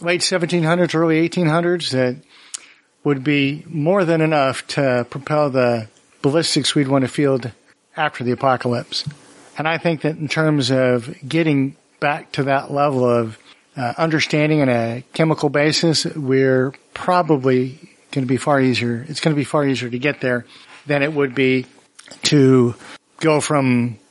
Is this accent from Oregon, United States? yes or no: yes; Oregon, United States; I'm from Oregon.